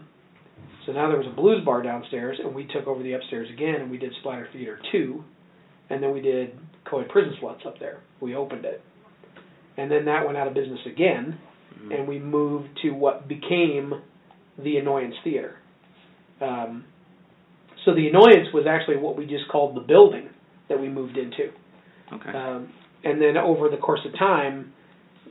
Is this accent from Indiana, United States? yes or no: yes; Tipton, Indiana, United States; I grew up in a little town called Tipton